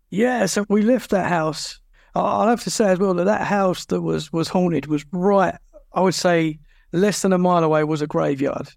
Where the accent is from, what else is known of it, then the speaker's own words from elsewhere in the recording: Essex, East of England, United Kingdom; moved away as an adult; now in Dorset, United Kingdom; I'm originally from Essex, which is just outside London.